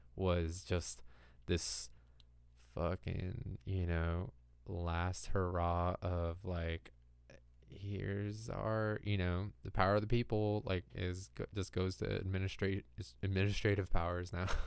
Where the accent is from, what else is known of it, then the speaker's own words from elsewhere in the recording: California, United States; growing up in California